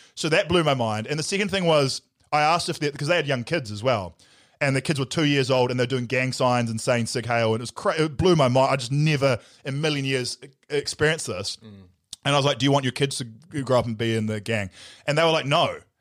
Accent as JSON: {"language": "English", "region": "Nelson", "country": "New Zealand", "tie": "born or raised there", "moved": "yes", "said": "I grew up in Nelson where we didn't really have gangs."}